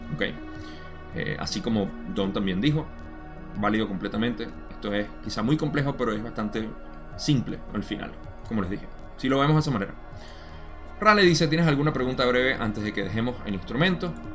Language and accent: Spanish; Venezuela; mi país